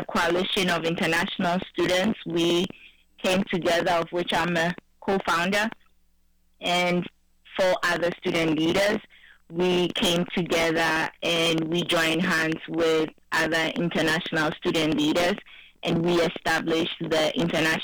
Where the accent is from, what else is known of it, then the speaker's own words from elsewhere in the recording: Ghana; moved away as an adult; now in Athens, United States; my hometown where I come from in Ghana